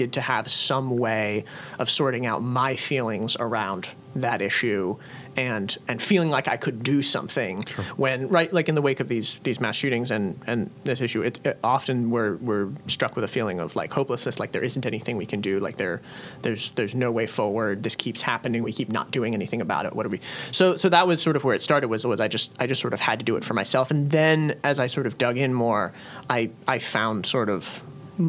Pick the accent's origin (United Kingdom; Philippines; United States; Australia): United States; Storrs, Connecticut; now in Philadelphia, United States; I grew up in Connecticut